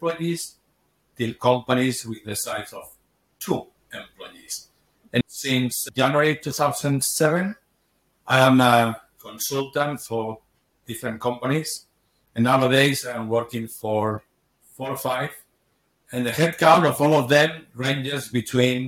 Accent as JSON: {"language": "English", "town": "Barcelona", "region": "Catalonia", "country": "Spain", "tie": "born or raised there", "also_born_or_lived": "Switzerland", "moved": "as an adult", "said": "I was born in Barcelona."}